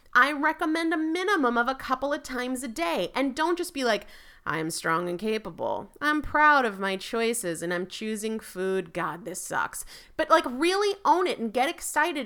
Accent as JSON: {"language": "English", "region": "New England", "country": "United States", "said": "I'm from New England, I'm a Yankee"}